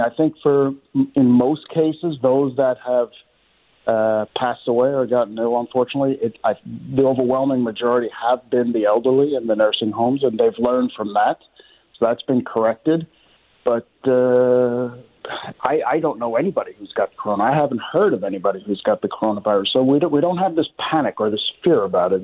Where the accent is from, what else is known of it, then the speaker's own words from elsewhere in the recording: New York, United States; moved away as an adult; now in Sweden; I am from New York. I've lived in Sweden for the last 20 years